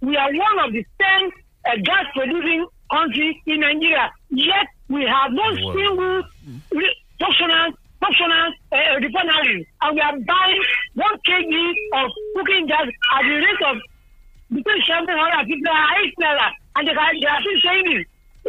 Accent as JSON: {"language": "English", "country": "Israel", "said": "from Israel."}